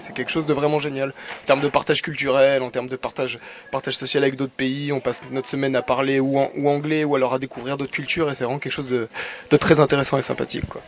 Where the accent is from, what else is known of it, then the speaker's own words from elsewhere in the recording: Bordeaux, Nouvelle-Aquitaine, France; Je viens de Bordeaux Centre